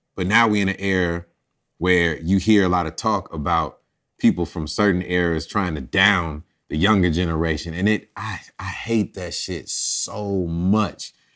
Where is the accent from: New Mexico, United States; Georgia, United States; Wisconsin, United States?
Georgia, United States; College Park; also born or lived in Champaign, Illinois; moved here at an early age. And, you know, it was all about College Park